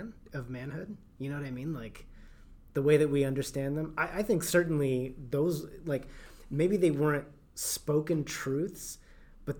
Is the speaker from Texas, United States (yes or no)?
yes; Texas, United States; growing up in Texas